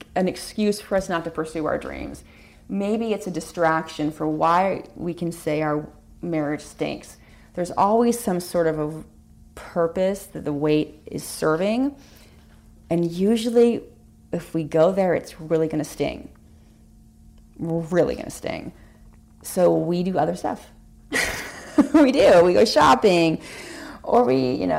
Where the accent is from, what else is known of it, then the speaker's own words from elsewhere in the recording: California, United States; also born or lived in Hawaii; now in Connecticut, United States; I grew up in California. I lived in Hawaii for a while